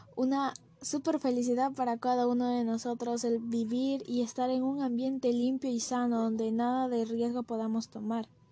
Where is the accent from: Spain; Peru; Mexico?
Peru; Como peruanos